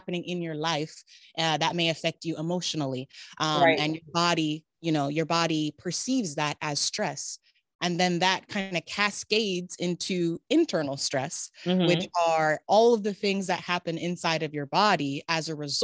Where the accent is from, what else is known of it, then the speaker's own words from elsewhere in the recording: Riverside, California, United States; also born or lived in Davis, California; I am a California native, born and raised. So I was born in Riverside, California